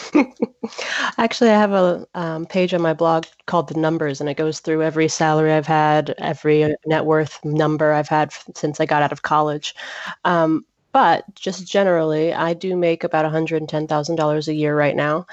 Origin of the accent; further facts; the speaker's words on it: Atlanta, Georgia, United States; I'm from Atlanta, Georgia